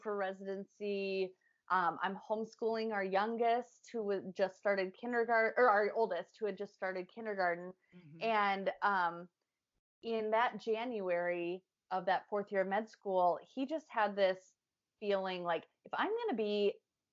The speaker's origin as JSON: {"language": "English", "region": "Midwest", "country": "United States", "said": "we're all from the Midwest"}